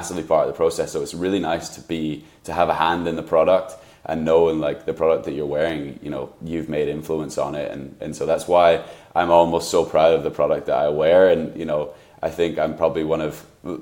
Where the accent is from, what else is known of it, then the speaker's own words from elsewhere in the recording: United Kingdom; now in Seattle, United States; I'm obviously British